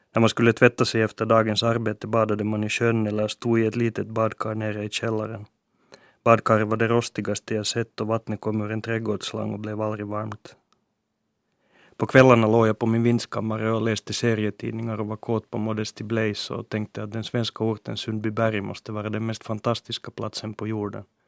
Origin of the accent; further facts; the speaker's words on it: Helsinki, Uusimaa, Finland; first language Swedish; min hemstad